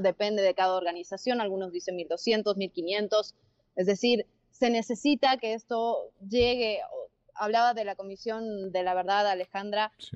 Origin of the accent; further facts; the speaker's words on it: Argentina; now in Mexico; yo soy argentina